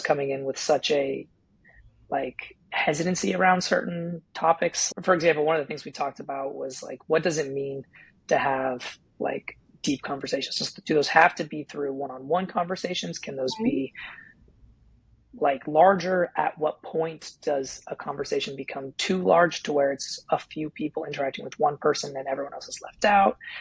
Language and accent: English; California, United States; moved away as an adult; also born or lived in Washington / North Carolina; raised in California